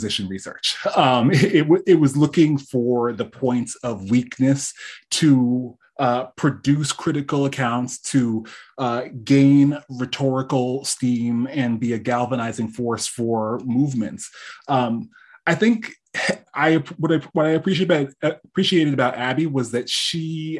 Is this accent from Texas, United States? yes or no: no; East Coast, Connecticut, United States; moved away as an adult; now in California, United States; born and raised on the East Coast.